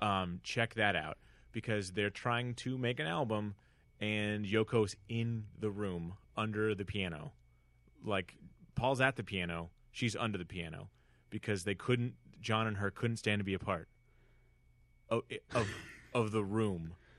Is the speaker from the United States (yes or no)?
yes; Northern California, United States; now in Los Angeles, United States; growing up in Northern California in a very rich white beach enclave